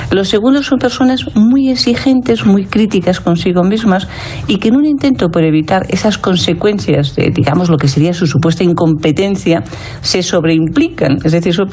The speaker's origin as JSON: {"language": "Spanish", "town": "Madrid", "region": "Community of Madrid", "country": "Spain", "said": "soy madrileña"}